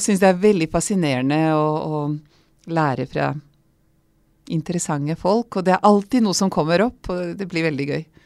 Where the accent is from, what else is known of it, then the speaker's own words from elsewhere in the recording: Serbia; first language Vlach; Norwegian is a second language; moved away as an adult; now in Norway; jeg vokste opp som ungarsk minoritet i gamle Titos Jugoslavia, i den delen som er Serbia i dag